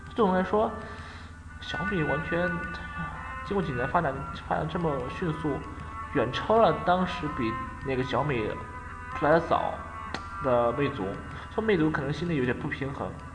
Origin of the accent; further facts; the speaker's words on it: China; 作为一个中国人来说